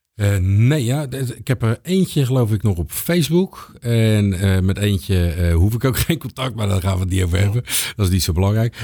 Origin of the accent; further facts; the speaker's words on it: Capelle aan den IJssel, South Holland, Netherlands; moved away as an adult; also born or lived in Rotterdam; geboren in Rotterdam, maar volledig opgegroeid in Capelle.